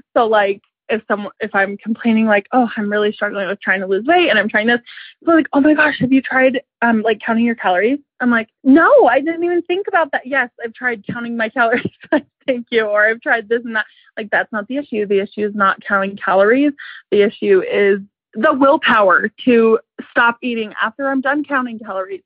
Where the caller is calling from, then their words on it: Lehi, Utah, United States; I'm calling from Lehigh, Utah